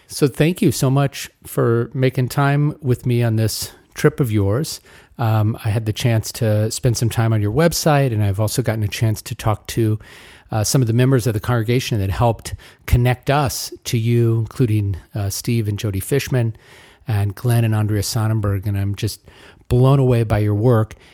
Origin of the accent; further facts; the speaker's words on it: Rwanda; first language Kinyarwanda; English is a second language; Started with Kinyarwanda, my mother tongue. And how I know there's lots of languages in Rwanda.